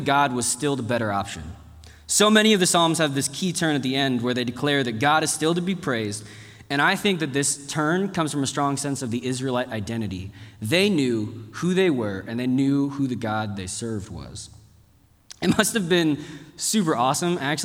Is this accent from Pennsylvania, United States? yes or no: no; Dallas, Texas, United States; moved away; also born or lived in South Korea; I grew up in Texas